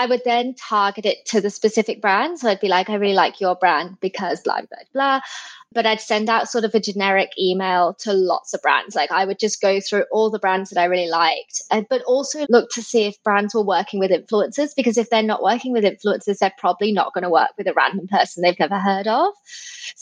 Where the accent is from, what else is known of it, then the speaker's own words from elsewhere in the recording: England, United Kingdom; moved away as an adult; now in Sydney, Australia; I am originally from England, but I've lived in Sydney, Australia for 10 years.